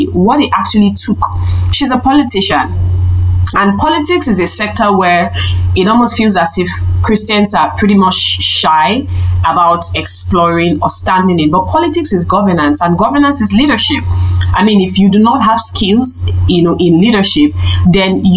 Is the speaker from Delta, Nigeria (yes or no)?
yes; Delta, Nigeria; I'm from Delta State. If you're listening, Delta State is a state in Nigeria, and particularly that's my state of origin.